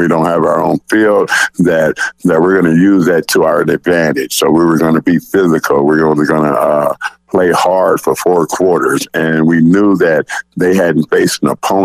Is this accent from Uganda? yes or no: no; Los Angeles, California, United States; moved away; I'm from Los Angeles, California, and where I coach at Narbonne High School was from a neighborhood just like this.